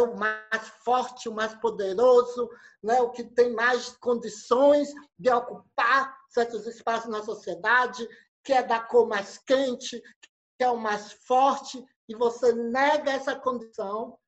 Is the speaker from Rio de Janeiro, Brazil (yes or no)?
no; Santa Rosa de Lima, Sergipe, Brazil; eu sou do interior aqui de Santa Rosa